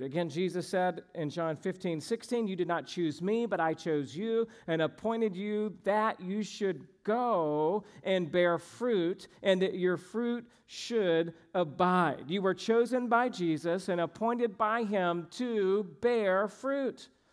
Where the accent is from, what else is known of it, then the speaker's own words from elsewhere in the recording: Georgia, United States; moved away; I grew up in Georgia